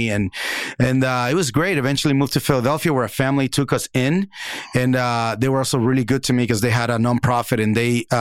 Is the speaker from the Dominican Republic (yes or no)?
yes; Dominican Republic; born or raised there; moved away